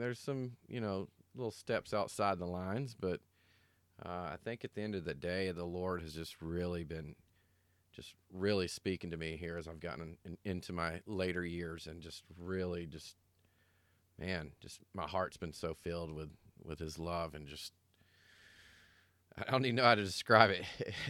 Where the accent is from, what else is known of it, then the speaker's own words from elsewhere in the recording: Snellville, Georgia, United States; moved away as an adult; now in Arizona, United States; So at 12 years old, I was saved and baptized in my hometown of Georgia, Snellville, Georgia.